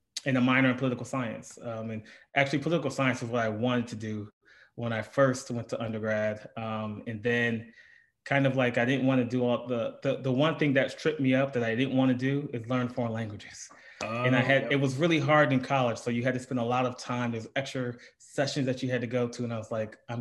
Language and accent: English; Lorain, Ohio, United States; moved away; I am from Lorain, Ohio, which is about 40 minutes west of Cleveland. Born and raised there